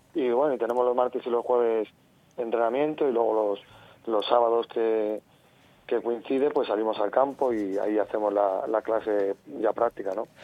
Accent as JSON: {"language": "Spanish", "region": "Castile and León", "country": "Spain", "said": "en mi tierra, en Castilla y León"}